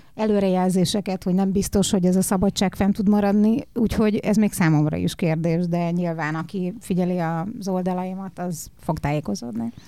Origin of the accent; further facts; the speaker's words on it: Hungary; én magyarnak születtem